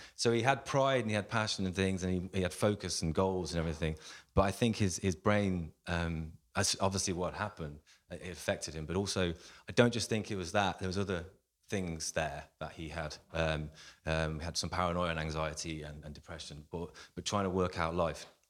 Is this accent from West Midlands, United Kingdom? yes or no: yes; Coventry, West Midlands, United Kingdom; I'm born and raised in Coventry in the Midlands